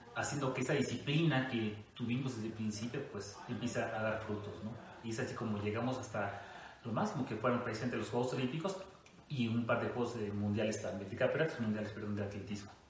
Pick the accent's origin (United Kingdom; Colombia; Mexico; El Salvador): Mexico; Costa Rica, Veracruz; moved away; Yo soy eh, oriundo de Costa Rica, Veracruz, una pequeña ciudad allá en el norte de Veracruz